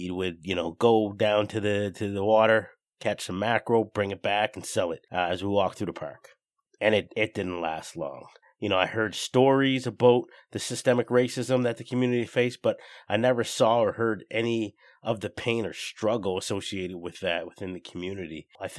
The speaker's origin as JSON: {"language": "English", "area": "Union Square, Halifax area", "region": "Nova Scotia", "country": "Canada", "tie": "born or raised there", "said": "Living and growing up in Union Square"}